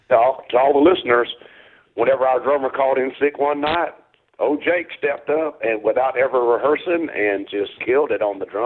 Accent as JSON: {"language": "English", "town": "Cantonment", "region": "Florida", "country": "United States", "tie": "born or raised there", "said": "I'm from uh, born and raised in Canton. Uh, graduate of Tate High School."}